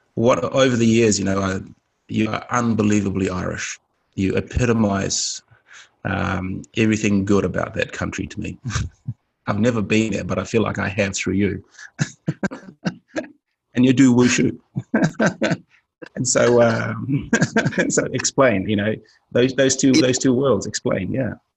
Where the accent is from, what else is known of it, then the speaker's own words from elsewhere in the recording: Fiji; I come from the Fijian Islands